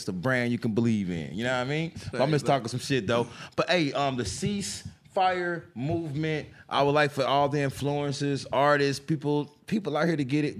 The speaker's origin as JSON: {"language": "English", "town": "Fishers", "region": "Indiana", "country": "United States", "tie": "born or raised there", "also_born_or_lived": "Castleton", "said": "I mean, I grew up in fucking Castleton. I grew up in Castleton and Fishers."}